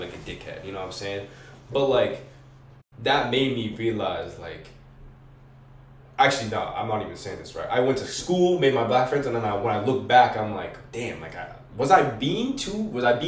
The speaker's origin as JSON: {"language": "English", "town": "Merrimack", "region": "New Hampshire", "country": "United States", "tie": "born or raised there", "said": "I was raised in Merrimack, but my parents are both from New York"}